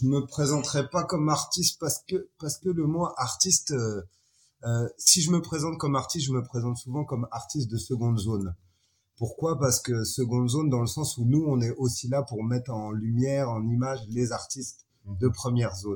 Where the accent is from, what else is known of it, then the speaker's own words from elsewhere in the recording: France; moved away as an adult; now in Niger; Je suis un petit Français qui s'est retrouvé sur le continent africain il y a 12 ans de ça